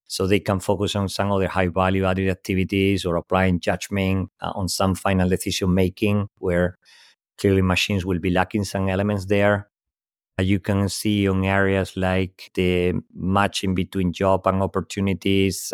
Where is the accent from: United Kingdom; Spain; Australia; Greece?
Spain; English is a second language; moved away; also born or lived in Europe; As you can tell from my accent, clearly not native in English speaker, born in Spain, lived most of my life across Europe.